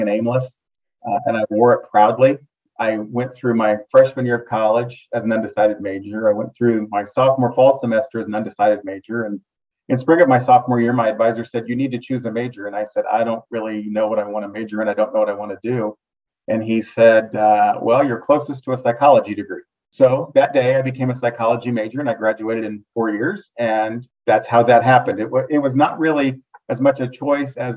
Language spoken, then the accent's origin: English; Topeka, Kansas, United States; moved away as an adult; also born or lived in Arkansas; I grew up in Topeka, Kansas, and my house happened to be near one of the local airports